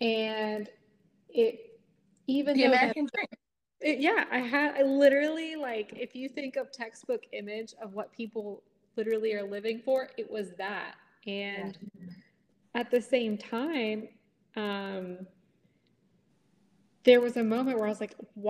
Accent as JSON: {"language": "English", "town": "Stafford", "region": "Virginia", "country": "United States", "tie": "born or raised there", "said": "I'm born and raised in Stafford, Virginia"}